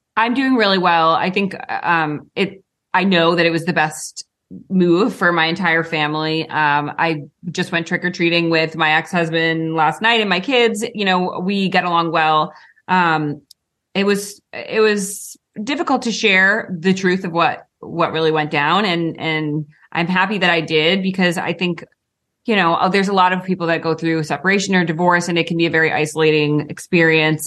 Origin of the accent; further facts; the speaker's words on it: Rhode Island, United States; we grew up in Rhode Island